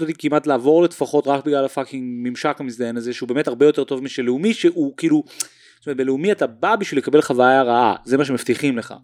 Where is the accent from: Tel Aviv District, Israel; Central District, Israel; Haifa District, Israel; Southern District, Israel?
Tel Aviv District, Israel; Tel Aviv; born or raised there